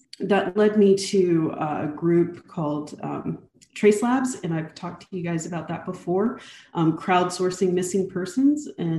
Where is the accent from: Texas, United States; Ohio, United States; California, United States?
Texas, United States; also born or lived in Germany / North Carolina; I'm from all over. I'm an Army brat. And of course, we raised our children as Air Force brats. I think I still, to this day, claim Texas as home. Although, you know, I really was raised mostly between Germany, North Carolina, and New